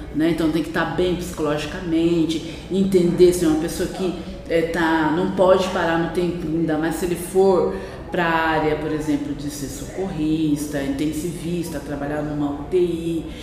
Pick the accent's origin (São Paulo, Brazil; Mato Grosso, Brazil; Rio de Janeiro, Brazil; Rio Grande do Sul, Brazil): São Paulo, Brazil; Campinas; moved away as an adult; also born or lived in Uberaba, Minas Gerais; now in Campos do Jordão, Brazil; Eu sou natural de Uberaba, Minas Gerais, Triângulo Mineiro, né? E só que eu vim para o estado de São Paulo muito é, com quatro anos, ainda menina, né? Ainda criança e com quatro anos e a partir daí para Campinas, né, interior de São Paulo e onde foi toda a minha infância, é, adolescência, juventude